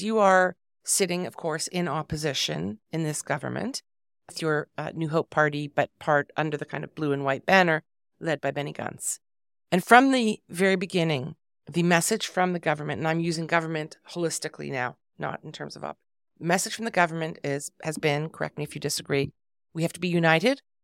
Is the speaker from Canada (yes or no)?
yes; Canada; I'm Canadian